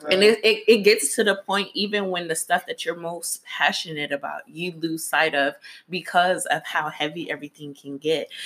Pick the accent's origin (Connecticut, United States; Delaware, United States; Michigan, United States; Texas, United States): Michigan, United States; Detroit; now in Atlanta, United States; I am from Detroit, but I represent both Detroit and Atlanta because that's where I'm currently living.